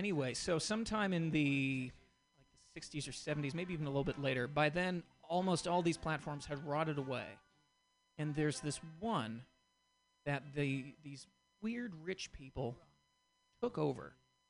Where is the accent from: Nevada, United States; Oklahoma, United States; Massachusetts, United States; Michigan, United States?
Massachusetts, United States; Boston; Well, I'm originally from Boston, and so there is a bit of animosity toward the British there.